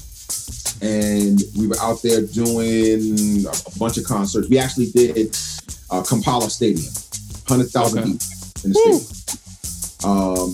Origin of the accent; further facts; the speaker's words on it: United States; as an American